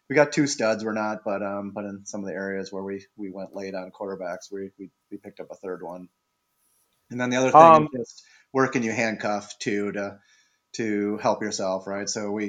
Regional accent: Wisconsin, United States; I will say I'm from Wisconsin, as you know, as you are too, so a little bit biased on Jonathan Taylor

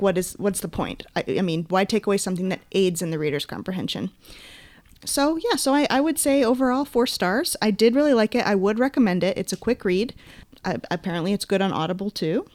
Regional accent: Maine, United States; now in California, United States; when I was growing up in Maine

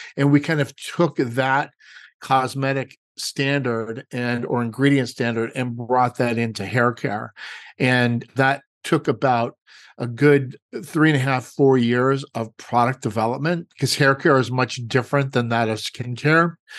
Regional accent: Los Angeles, California, United States; moved away as an adult; also born or lived in Redondo Beach; now in Walnut Creek, United States; I was brought up in Los Angeles, born and raised

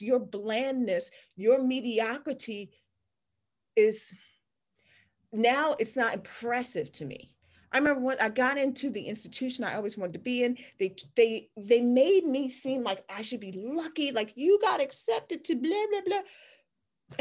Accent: Washington, District of Columbia, United States; I grew up in Chocolate City. I grew up in Washington D.C. in the 70s

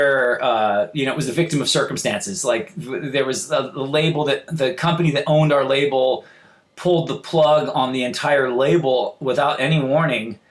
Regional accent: Santa Barbara, California, United States; I grew up in Santa Barbara

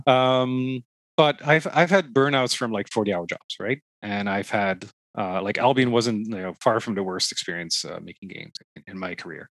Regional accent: Netherlands; now in Toronto, Canada; i'm originally from the netherlands

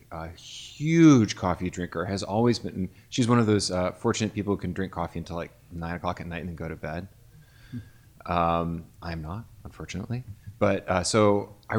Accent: Bloomington, Indiana, United States; I worked for a cafe in my hometown of Bloomington, Indiana that roasted its own coffee

